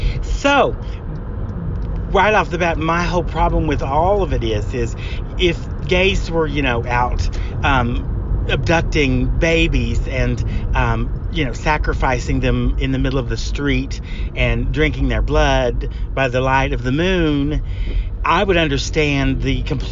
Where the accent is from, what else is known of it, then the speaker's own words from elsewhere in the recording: Greasy Creek, Oklahoma, United States; even though I am from Greasy Creek, Oklahoma, Gay Pride and the gay experience, the gay life, is something I know quite a bit about